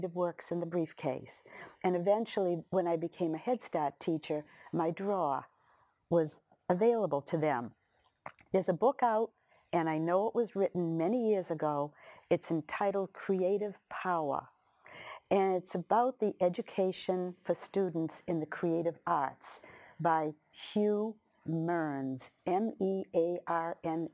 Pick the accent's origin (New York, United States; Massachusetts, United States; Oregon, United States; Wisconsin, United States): Massachusetts, United States; Lynn; I was from Lynn English